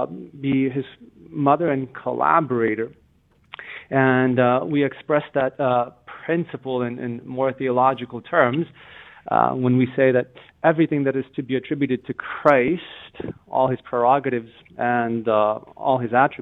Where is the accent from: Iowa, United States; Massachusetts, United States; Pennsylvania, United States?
Massachusetts, United States; I'm from Massachusetts here, but if you take any highway there in Texas